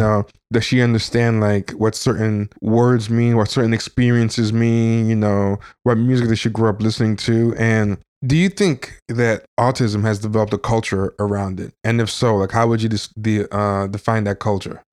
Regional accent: Long Island, New York, United States; I spent some time growing up in Long Island

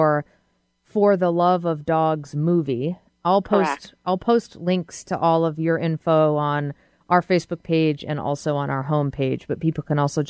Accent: outside of Boston, Massachusetts, United States; I grew up outside of Boston.

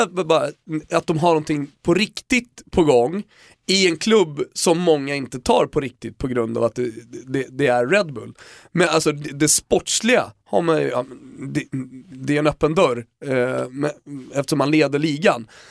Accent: Sweden; jag var från Sverige

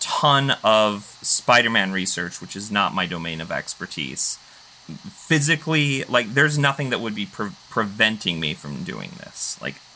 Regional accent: Utah, United States; moved away as an adult; also born or lived in Seattle / San Diego / Los Angeles; now in Ohio, United States; originally from Utah. I lived in Seattle for 8 months after living in Utah. I lived in San Diego for a little while during college, and then LA, then Ohio.

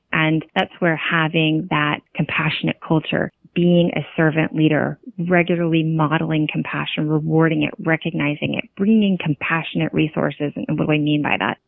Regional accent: California, United States; now in Virginia, United States; I grew up out in California

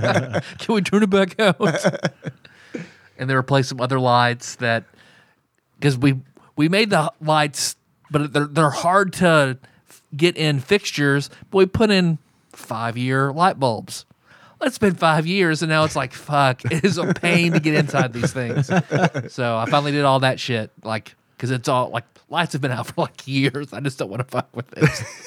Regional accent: Australia; I'm Australian. It's fine.

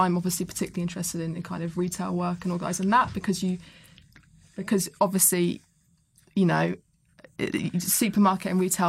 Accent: South West England, United Kingdom; Yeah. My hometown.

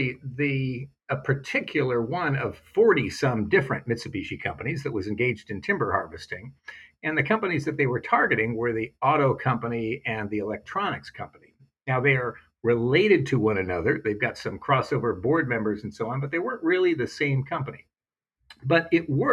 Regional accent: Silicon Valley, California, United States; I was growing up in Silicon Valley.

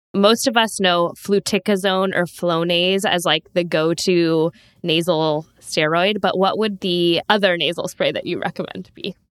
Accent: San Diego, California, United States; also born or lived in Davis, California; growing up in Southern California, in San Diego

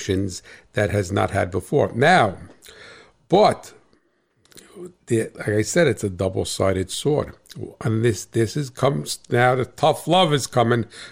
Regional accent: New Jersey, United States; I'm from Jersey

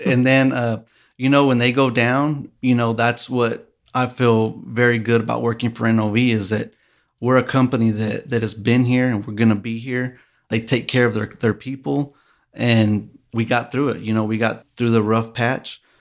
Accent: Midland, Texas, United States; also born or lived in Lubbock, Texas; I am born and raised here in Midland, Texas

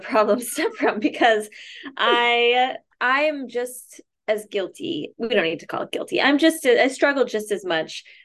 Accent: Minnesota, United States; in high school growing up in Minnesota.

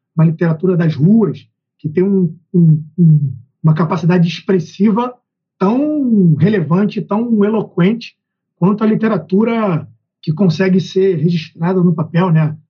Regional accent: Rio de Janeiro, Brazil; Eu sou do Rio de Janeiro

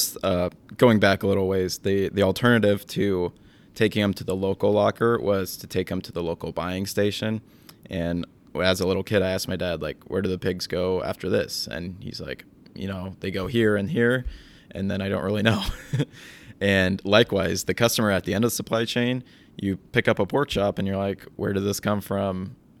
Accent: Williamsburg, Iowa, United States; My family farm is east of Williamsburg, Iowa.

